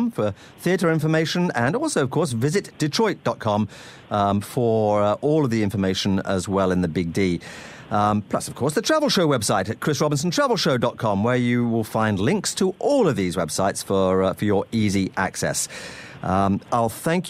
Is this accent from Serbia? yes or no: no; Northamptonshire, East Midlands, United Kingdom; moved away; I come originally from Northamptonshire in the UK